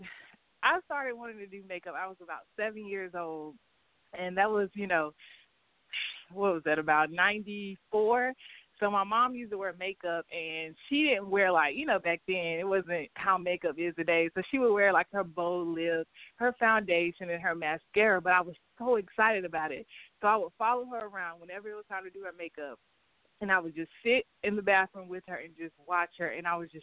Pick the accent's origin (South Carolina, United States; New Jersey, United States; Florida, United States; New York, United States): South Carolina, United States; Rock Hill; I'm from Rock Hill, South Carolina. I grew up here since I've been four.